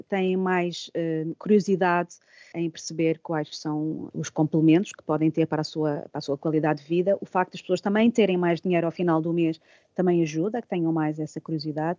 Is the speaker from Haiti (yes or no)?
no; Portugal; moved away as an adult; now in Dublin, Ireland; eu sinto-me muito portuguesa